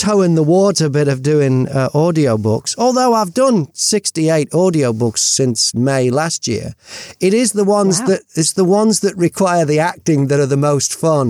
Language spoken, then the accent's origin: English; United Kingdom; I'm British.